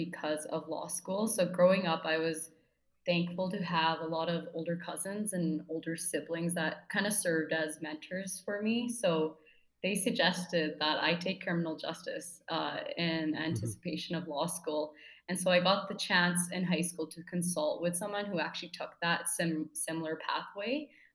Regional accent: Abbotsford, British Columbia, Canada; moved away as an adult; now in Toronto, Canada; I was born and raised in Abbotsford, BC

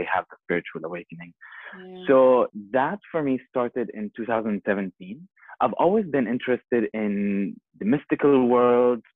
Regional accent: Bahrain; moved away as an adult; also born or lived in Jordan / Costa Rica; I was born in Jordan, and I was raised here in Bahrain

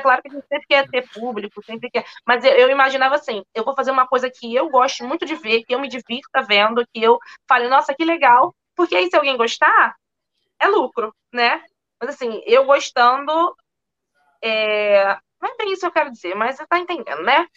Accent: Magé, Rio de Janeiro, Brazil; moved away as an adult; also born or lived in France / London; now in New York, United States; eu fiz lá em Magé, que foi onde eu nasci, cresci

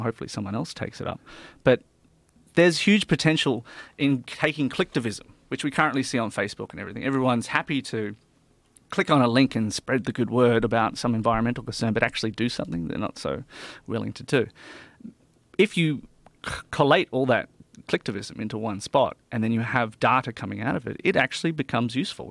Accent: Australia; we as Australian people

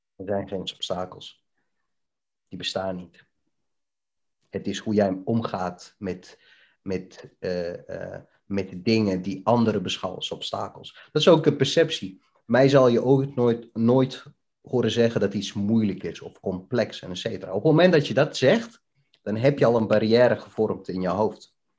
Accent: Bihać, Federation of Bosnia and Herzegovina, Bosnia & Herzegovina; also born or lived in Netherlands; now in Deventer, Netherlands; Ik kom uit een hele mooie stad, eh, genaamd Bihać, in uh, voormalige Joegoslavië

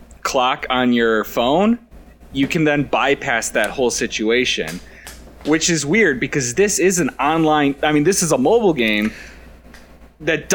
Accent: United States; I'm American

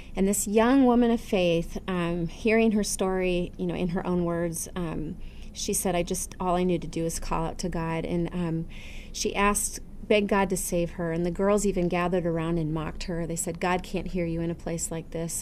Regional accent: United States; as an American Christian

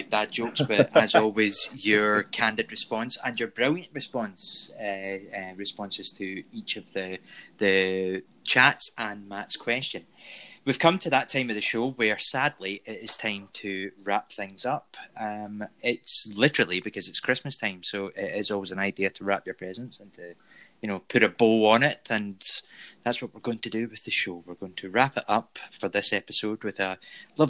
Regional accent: Scotland, United Kingdom; accent: Scottish; Fat guy with a beard with a Scottish accent. So I'm the Scottish

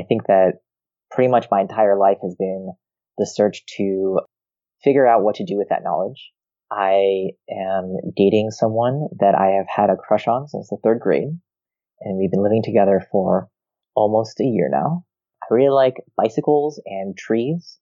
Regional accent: Rochester, New York, United States; also born or lived in Israel; I moved to Rochester, New York when I was 2 years old

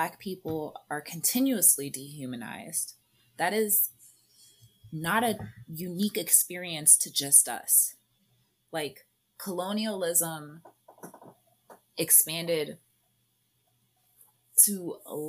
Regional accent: United States; we're Americans, and like, as I mean, even as Black Americans

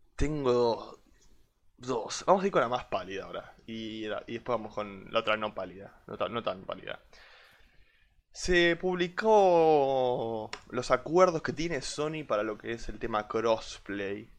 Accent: Argentina; como argentino

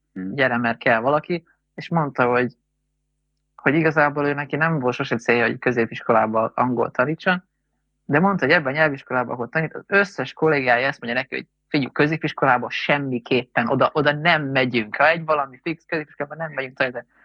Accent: Hungary; én magyar vagyok

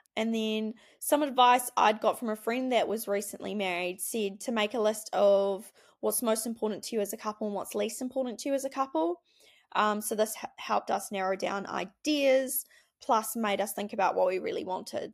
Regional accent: Wanaka, Otago, New Zealand; we grew up in Wanaka, um, went to Wanaka Primary School

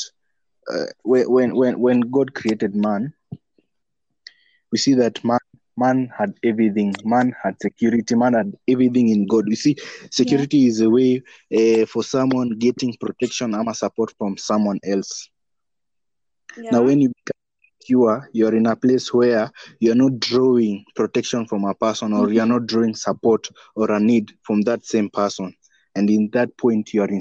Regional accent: Western, Kenya; I'm from Western.

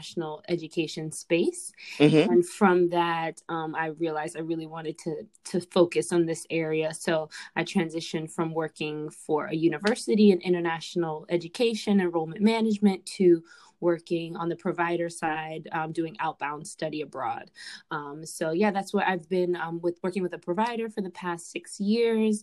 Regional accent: Fort Lauderdale, Florida, United States; moved away as an adult; also born or lived in New York / Virginia; now in Washington, D.C. area, United States; I am originally born in New York, but raised in South Florida. So I was raised in Fort Lauderdale

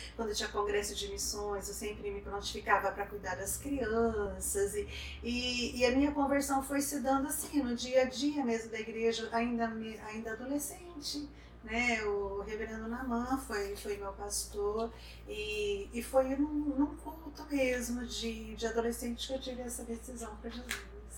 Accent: Maringá, Paraná, Brazil; Eu sou de Maringá

